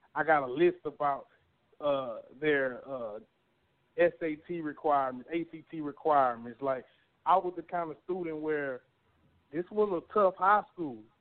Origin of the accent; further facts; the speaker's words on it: Beaumont, Texas, United States; also born or lived in Arkansas; growing up in Northridge Manor